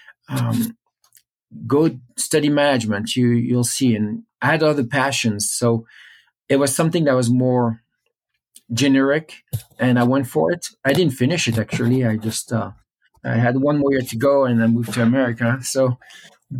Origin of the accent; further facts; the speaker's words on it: Paris, Île-de-France, France; I grew up in Paris.